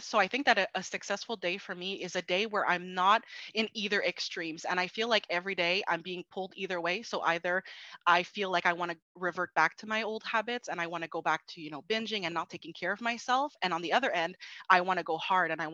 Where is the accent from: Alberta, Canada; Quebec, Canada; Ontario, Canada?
Quebec, Canada; Montreal; I'm from Montreal, Quebec